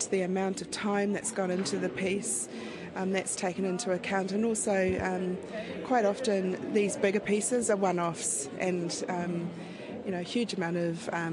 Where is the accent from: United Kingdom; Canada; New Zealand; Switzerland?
New Zealand; Auckland; I was brought up in Auckland